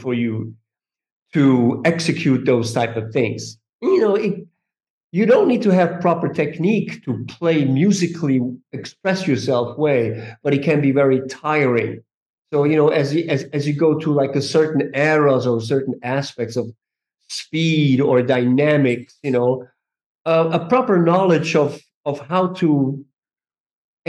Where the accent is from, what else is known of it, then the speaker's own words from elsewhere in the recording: Switzerland; moved away; also born or lived in New York; I'm originally from Switzerland.